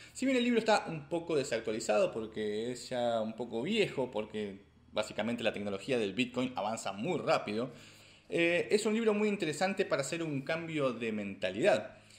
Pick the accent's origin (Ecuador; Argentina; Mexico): Argentina; como argentino